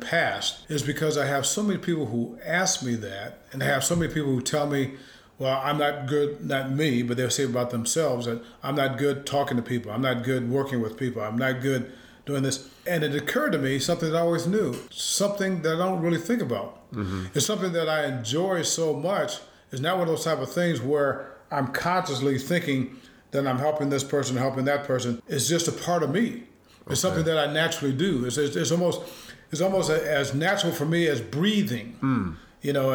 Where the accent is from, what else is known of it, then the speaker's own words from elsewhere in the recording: South Bend, Indiana, United States; growing up in South Bend, Indiana, my mom and dad each had 9 brothers and sisters